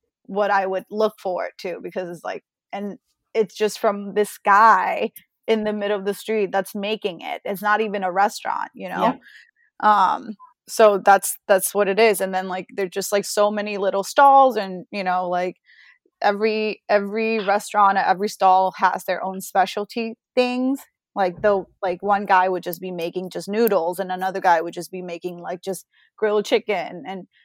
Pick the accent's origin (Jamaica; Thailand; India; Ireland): Thailand; Bangkok; moved away; growing up in Bangkok